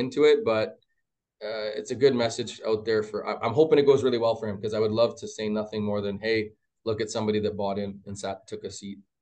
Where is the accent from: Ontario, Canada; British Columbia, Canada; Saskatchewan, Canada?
Ontario, Canada; Mississauga; now in Edmonton, Canada; I'm from Ontario originally, like, born and buried, grew up in Mississauga area